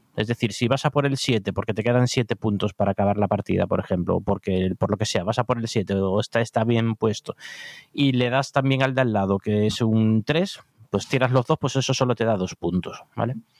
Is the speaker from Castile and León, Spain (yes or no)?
no; Cádiz, Andalusia, Spain; now in Madrid, Spain